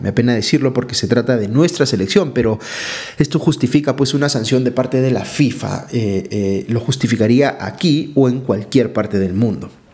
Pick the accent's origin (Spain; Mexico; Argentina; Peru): Peru; como peruano